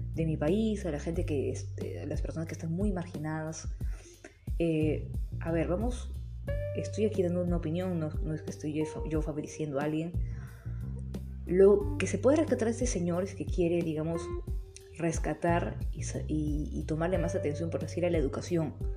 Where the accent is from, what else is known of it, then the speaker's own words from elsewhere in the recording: Peru; mi país, Perú